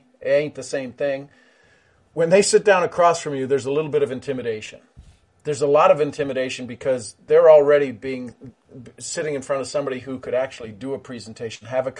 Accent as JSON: {"language": "English", "country": "Ireland", "said": "I'm Irish, three leaf clover, right?"}